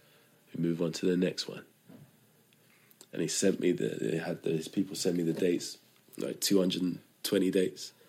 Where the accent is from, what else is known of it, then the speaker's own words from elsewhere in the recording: London, United Kingdom; I'm not from Norwich, I'm from London